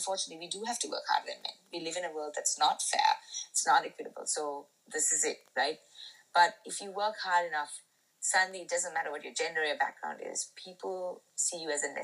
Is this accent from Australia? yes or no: no; Sri Lanka; born or raised there